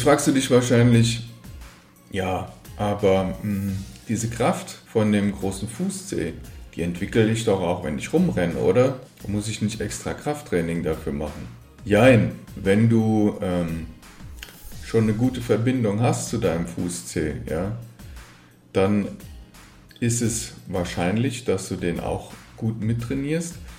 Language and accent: German; Frankfurt am Main, Hesse, Germany; ich bin in Frankfurt am Main geboren und aufgewachsen